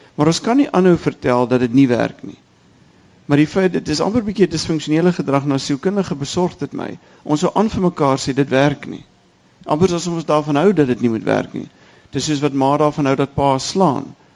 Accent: South Africa

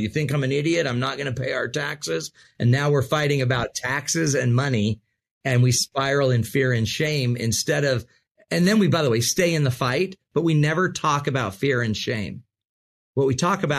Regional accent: Utah, United States; I'm from Utah, right? The desert

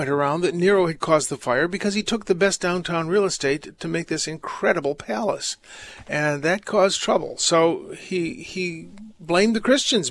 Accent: United States; I'm American

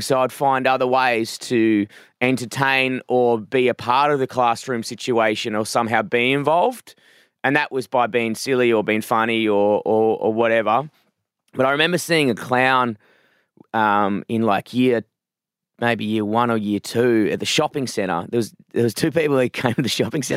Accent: Perth, Western Australia, Australia; moved away as an adult; now in Melbourne, Australia; I grew up in a, a s, like a, a small town, I wouldn't say town, a small suburb, like a very suburban town called Forest Field, um, which is kind of inland from Perth

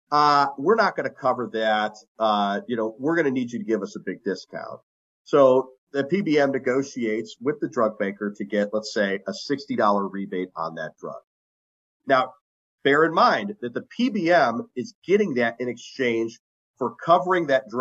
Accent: Ohio, United States; in my home state of Ohio

